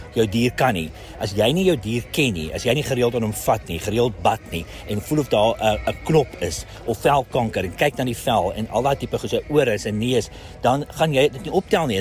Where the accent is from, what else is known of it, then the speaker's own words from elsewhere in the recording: Pretoria, Gauteng, South Africa; ek's van Pretoria